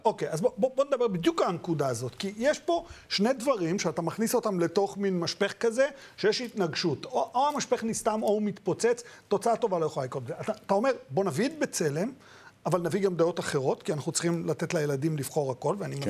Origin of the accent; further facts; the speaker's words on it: Israel; also born or lived in Baghdad, Iraq; אני לא יליד הארץ, אני התחנכתי... צמחתי בארץ, הגעתי פה ב-71